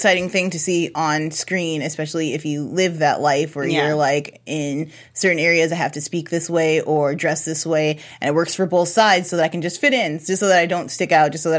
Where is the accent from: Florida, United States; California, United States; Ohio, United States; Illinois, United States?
Illinois, United States; Chicago; I'm from Chicago